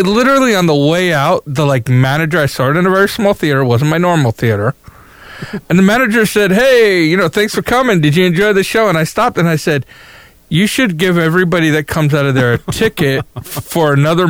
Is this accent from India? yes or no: no; New York, United States; I'm a New Yorker.